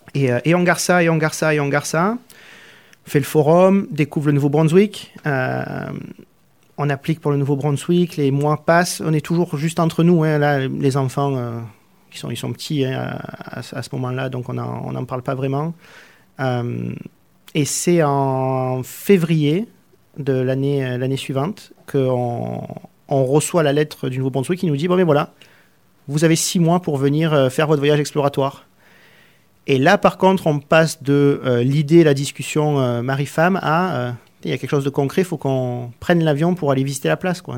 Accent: Arles, Provence-Alpes-Côte d'Azur, France; moved away as an adult; also born or lived in Nîmes, Gard / Marseille area; now in Canada; je suis né dans le Gard, à Nîmes, et j'ai grandi à Arles.

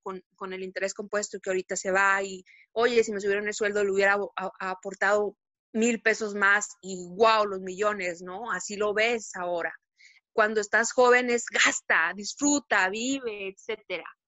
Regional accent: Mexico; aquí como mexicanos

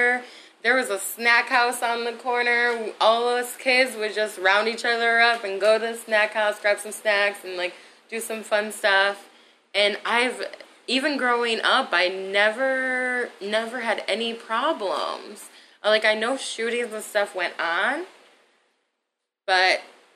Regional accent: Bay City, Michigan, United States; I grew up in Bay City, Michigan, which is actually a pretty multiracial town

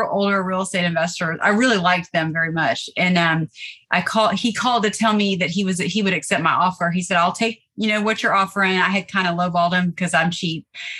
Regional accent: Nashville, Tennessee, United States; now in Savannah, United States; I'm originally from Nashville, Tennessee. And I've been in Savannah about 20 years. I've lived all over the world, but I belong in the South.

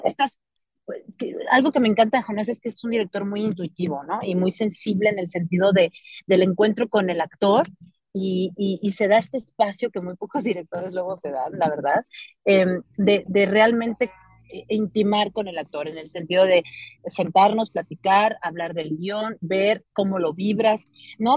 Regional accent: Álamo, Sonora, Mexico; Yo soy de Sonora, soy de un pueblo que se llama Álamo, Sonora

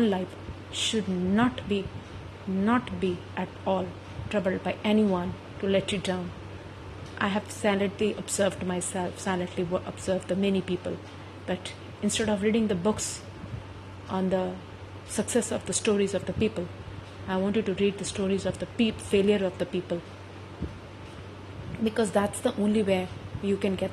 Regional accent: India; being an Indian, a woman

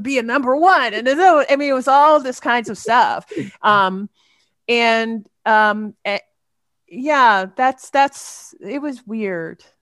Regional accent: New York City, New York, United States; accent: American; moved away; when I was a girl in, uh, growing up in Queens, New York

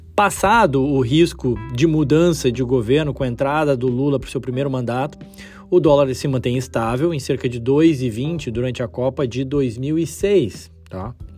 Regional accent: Brazil; Como brasileiro, amante do futebol

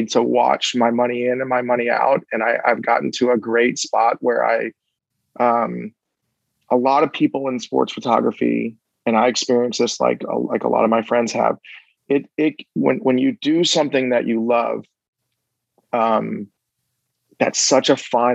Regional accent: Miami, Florida, United States; now in Nashville, United States; Got to work for my hometown team, the Miami Dolphins

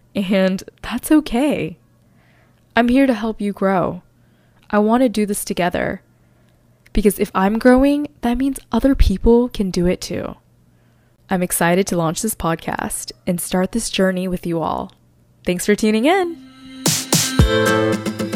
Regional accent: North Carolina, United States; moved away as an adult; now in New York City, United States; I originally grew up in North Carolina with the constant feeling that I never truly fit in there. I moved to New York City after I graduated college

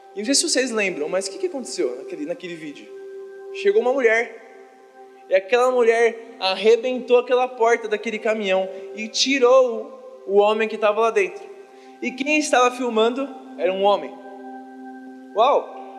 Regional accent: Brazil; nós, como brasileiros

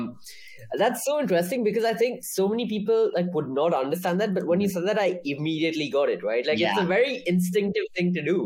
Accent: India; I'm from India

